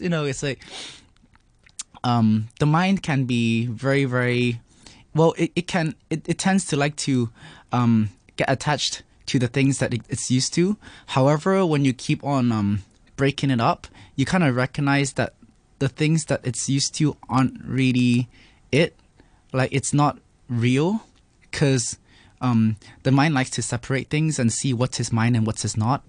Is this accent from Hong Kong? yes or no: yes; Hong Kong; I was raised in Hong Kong